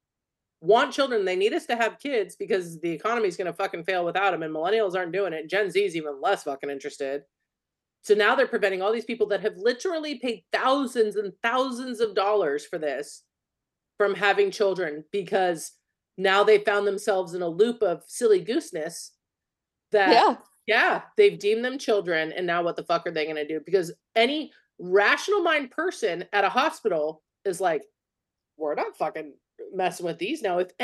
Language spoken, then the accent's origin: English; California, United States; We're from California.